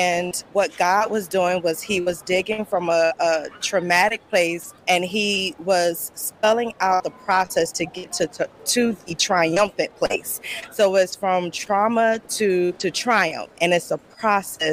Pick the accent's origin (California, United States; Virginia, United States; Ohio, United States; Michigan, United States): Virginia, United States; Newport News; I'm from Newport News, VA 757